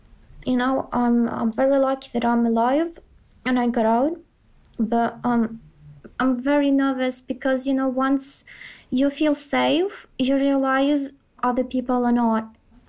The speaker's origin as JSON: {"language": "English", "country": "Ukraine", "tie": "born or raised there", "also_born_or_lived": "Kyiv", "moved": "as an adult", "said": "We're almost like center north. And my hometown has been bombed twice by Belarus already."}